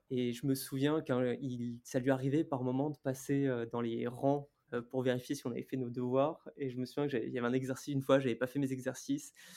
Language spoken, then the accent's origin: French; Lille, Hauts-de-France, France; moved away; also born or lived in New Caledonia; Moi, je suis originaire de Lille